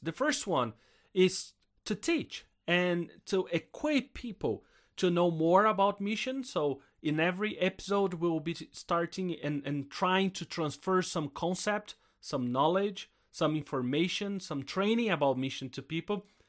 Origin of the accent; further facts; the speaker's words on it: South Brazil, Brazil; I'm Brazilian. And I grew up in Brazil, in South Brazil